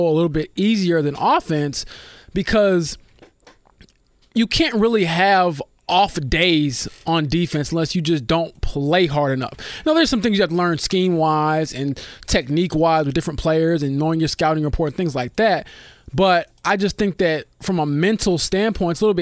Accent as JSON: {"language": "English", "town": "Romeoville", "region": "Illinois", "country": "United States", "tie": "born or raised there", "moved": "yes", "said": "my hometown, Romeoville, Illinois. It happens. It's okay. I'm proud to be from there"}